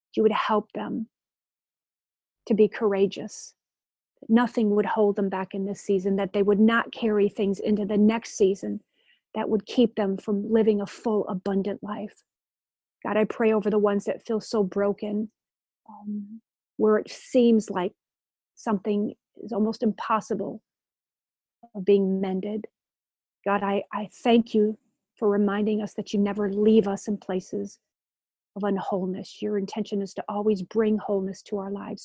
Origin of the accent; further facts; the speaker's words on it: Grand Rapids, Michigan, United States; my church when I was growing up in Grand Rapids, Michigan